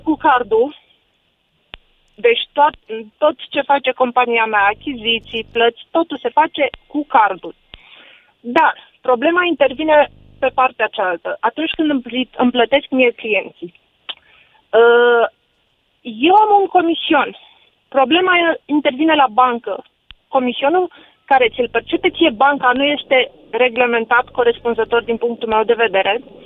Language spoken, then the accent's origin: Romanian; Tulcea, Tulcea County, Romania; also born or lived in Cluj; now in Cluj-Napoca, Romania; sunt din Tulcea